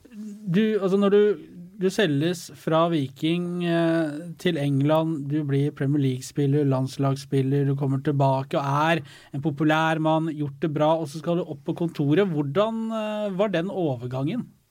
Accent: Hamar, Innlandet, Norway; jeg er fra Hamar

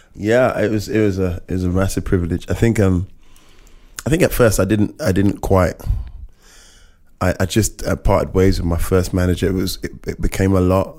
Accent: United Kingdom; I'm I'm a British Caribbean

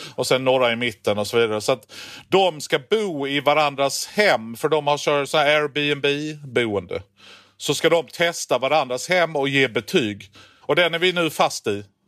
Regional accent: Skåne, Sweden; jag kommer från Skåne

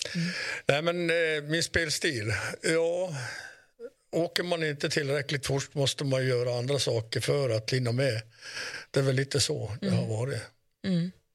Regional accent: Kiruna, Norrbotten County, Sweden; är vi uppvuxna i Kiruna, inte i Salmi

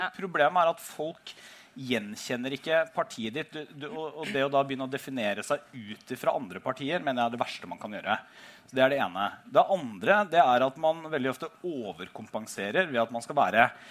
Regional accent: Telemark, Norway; da stilte jeg til valg hjemme i Telemark for første gang

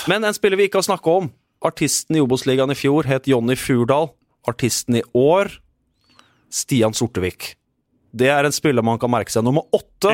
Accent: Moss, Østfold, Norway; en mann jeg er oppvokst med på Melløs

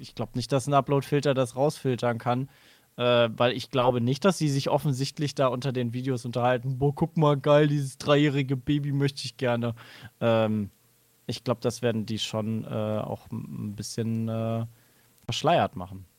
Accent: Cologne, North Rhine-Westphalia, Germany; Ich als Rheinländer

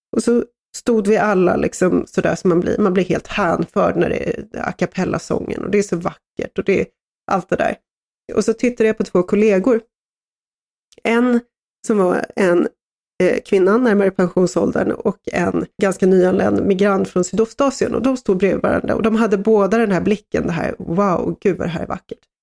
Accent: Sweden; som svensk

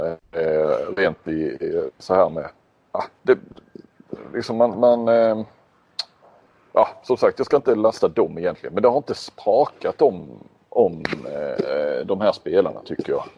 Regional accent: Sweden; jag är från Sverige

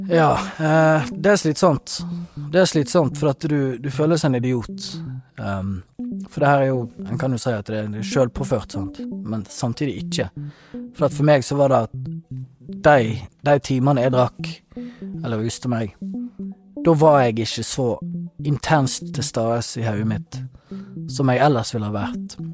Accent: Dale, Vestland, Norway; moved away as an adult; also born or lived in Bergen; eh, 31 år gammel mann fra Dali Sundfjord. Så det er der jeg kommer fra. Sogn og Fjordane.

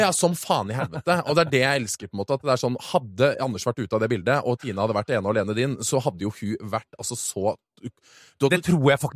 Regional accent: Oslo, Norway; also born or lived in San Francisco; jeg vokste opp i Oslo

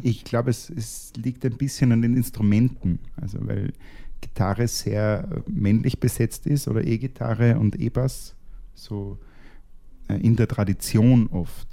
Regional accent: Austria; als Österreicher

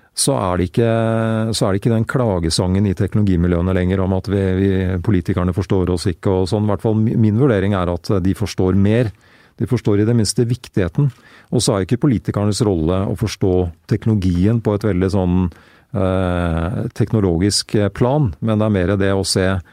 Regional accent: Greverud, Akershus, Norway; hjemme på Greverud.

